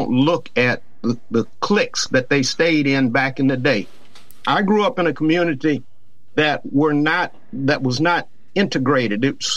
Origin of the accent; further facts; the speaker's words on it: Louisiana, United States; now in Columbia, United States; in my hometown, it was an old railroad car that they started having education in Louisiana